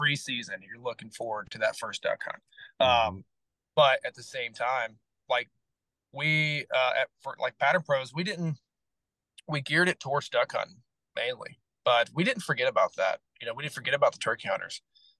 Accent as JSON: {"language": "English", "region": "Southern US", "country": "United States", "tie": "born or raised there", "said": "You know, I grew up in the South where we didn't have a large duck population."}